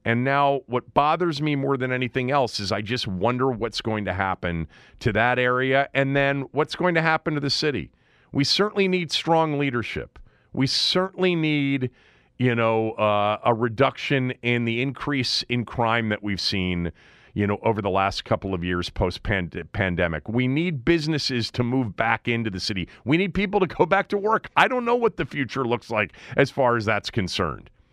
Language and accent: English; Washington, District of Columbia, United States; my hometown city